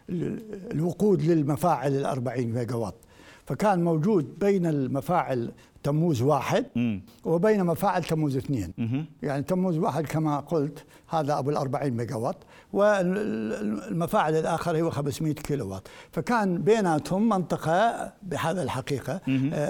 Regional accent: Iraq; كعراقيين يعني ك... كمتخصصين

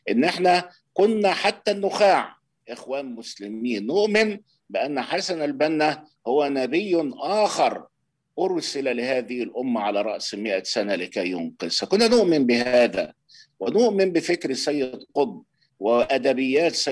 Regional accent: Kafr el-Dawwar, Beheira, Egypt; من جماعه الاخوان في بلدتنا يعني بلد اسمها كفر الدوار محافظه البحيره بجوار اسكندريه من على بعد 20 كيلو من اسكندريه

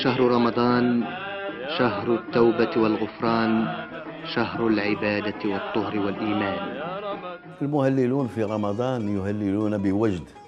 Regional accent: Rabat, Rabat-Salé-Kénitra, Morocco; من مواليد 1955 بالرباط

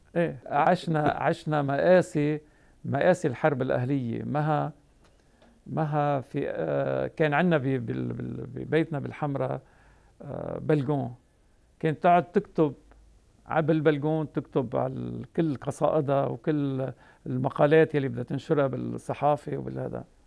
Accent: Tripoli, North Governorate, Lebanon; أنا نشأت آه، بطرابلس والدي كان عنده محل

